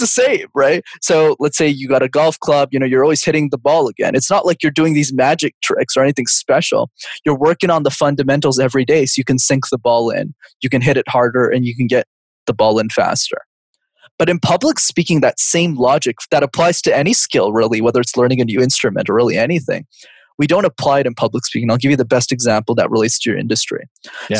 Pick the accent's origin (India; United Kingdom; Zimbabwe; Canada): Canada; Montreal, Quebec; I grew up in Montreal, cause I'm from Canada